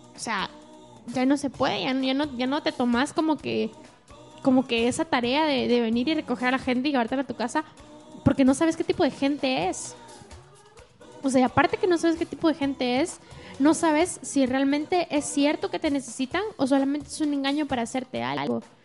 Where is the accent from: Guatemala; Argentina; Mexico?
Guatemala; nosotros como chapines decimos de show